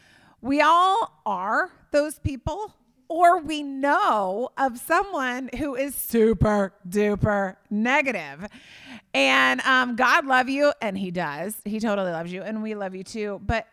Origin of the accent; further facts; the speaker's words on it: Indiana, United States; I remember growing up in Indiana one Easter, I was like seven, and it was snowing in Indiana on Easter.